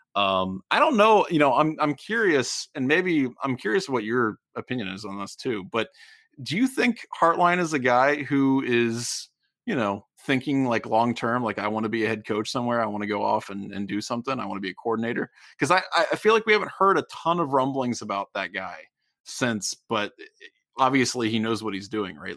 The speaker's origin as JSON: {"language": "English", "town": "Middletown", "region": "Ohio", "country": "United States", "said": "I'm from Middletown"}